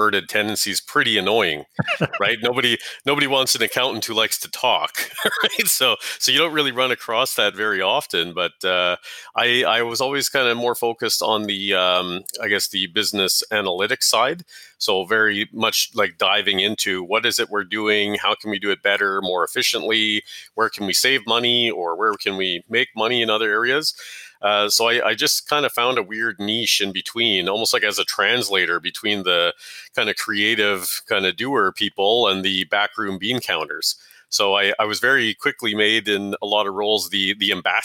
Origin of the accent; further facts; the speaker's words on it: Lynn Lake, Manitoba, Canada; also born or lived in Nisichawayasihk Cree Nation, Manitoba; now in West Bank First Nation, Canada; I grew up mainly in a small mining town called Lynn Lake, Manitoba